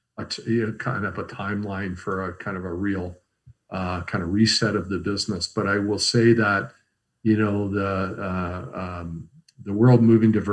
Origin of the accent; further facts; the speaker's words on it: Canada; we as Canadian consumers